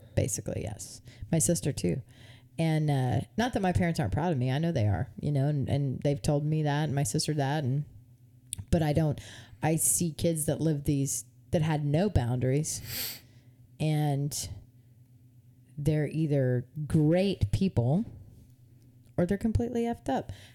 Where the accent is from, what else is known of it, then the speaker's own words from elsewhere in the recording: United States; I love being an American citizen